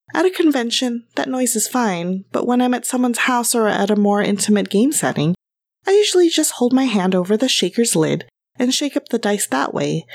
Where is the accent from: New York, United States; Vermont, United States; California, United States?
California, United States; Los Angeles; Growing up in Los Angeles